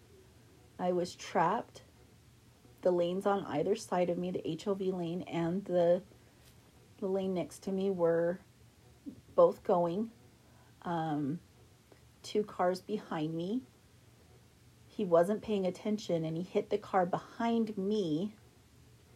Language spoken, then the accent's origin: English; Idaho Falls, Idaho, United States; I grew up in Idaho Falls, Idaho